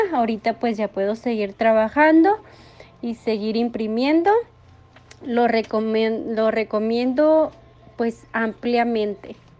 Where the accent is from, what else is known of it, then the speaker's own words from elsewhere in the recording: Nuevo Casas Grandes, Chihuahua, Mexico; soy de Nuevo Casas Grandes, Chihuahua, México